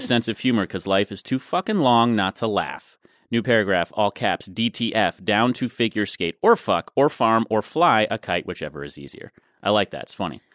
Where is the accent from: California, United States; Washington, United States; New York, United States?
New York, United States; New York City; moved away as an adult; now in Los Angeles, United States; I grew up in Manhattan